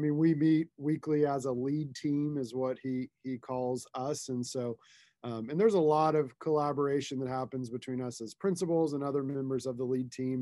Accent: Tulsa, Oklahoma, United States; I grew up here in Tulsa, lived here most of my life.

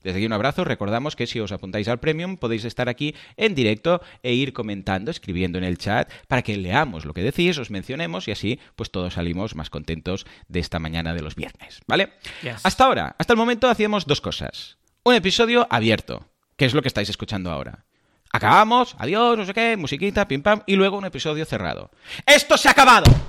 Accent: Catalonia, Spain; soy catalán

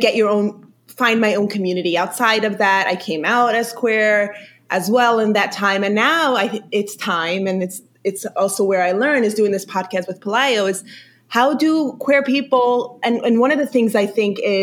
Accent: New York, United States; first language Yiddish; English is a second language; I grew up in New York, in Brooklyn, in a Hasidic community

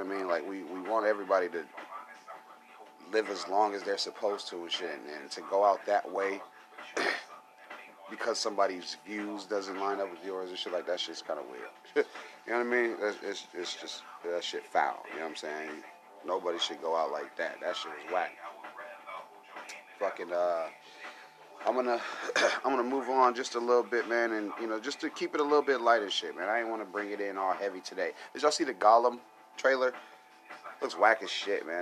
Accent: United States; I'm American

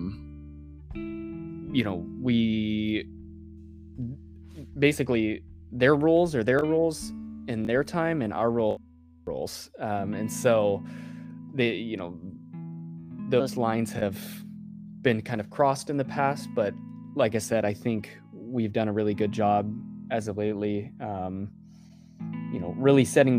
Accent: Ozark, Missouri, United States; also born or lived in Kansas City; We moved from Kansas City back down to Ozark to be closer to my community, my family

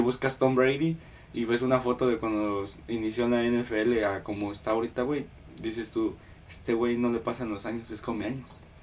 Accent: Mexico; now in Houston, United States; Yo soy mexicano

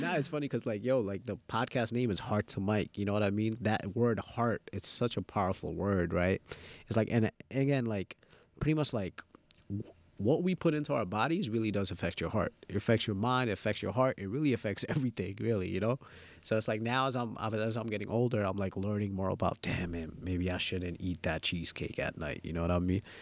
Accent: New York City, New York, United States; English is a second language; also born or lived in Dhaka, Bangladesh; So I came straight from Dhaka, and I, and I moved to Jamaica Queens

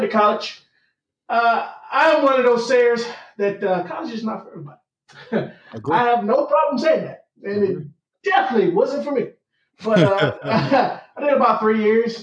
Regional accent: Atlanta, Georgia, United States; I grew up in Atlanta, Georgia

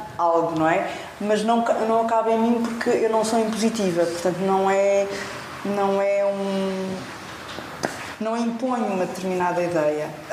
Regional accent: Portugal; sou portuguesa

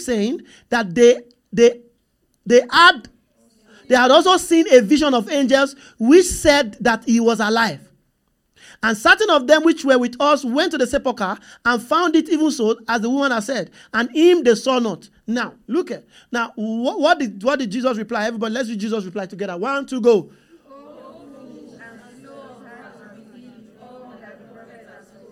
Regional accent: Nigeria; I'm from Nigeria.

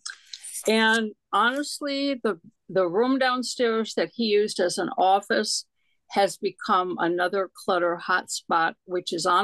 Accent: Chicago, Illinois, United States; now in Germantown, Maryland, United States; I grew up in Illinois

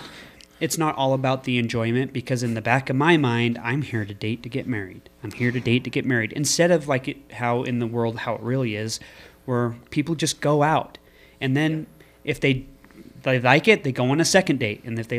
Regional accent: Scotland, United Kingdom; Yes! No way. We are Scottish.

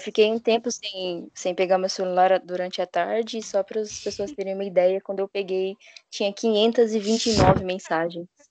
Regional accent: Paulista, São Paulo, Brazil; eu aqui como paulista

